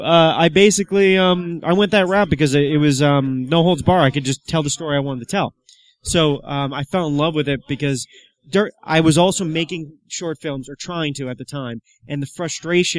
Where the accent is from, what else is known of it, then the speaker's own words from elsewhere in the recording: Long Island, New York, United States; also born or lived in Queens, New York; I grew up on Long Island